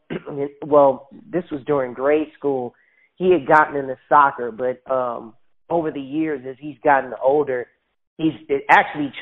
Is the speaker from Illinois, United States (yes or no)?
yes; Chicago, Illinois, United States; moved away; I initially got into the entertainment business at around 6 or 7 years old in my hometown of Chicago, Illinois